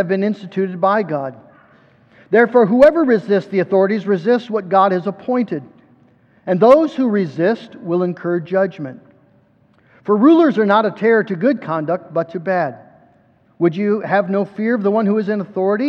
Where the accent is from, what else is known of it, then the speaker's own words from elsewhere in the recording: United States; we as American Christians